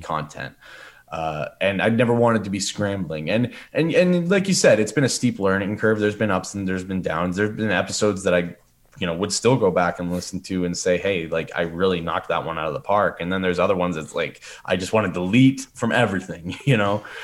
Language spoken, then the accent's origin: English; Sudbury, Ontario, Canada; moved away as an adult; I was a guy from Sudbury